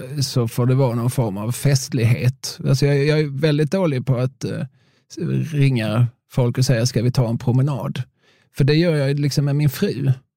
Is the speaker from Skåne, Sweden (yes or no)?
yes; Eslöv, Skåne, Sweden; jag är från Eslöv.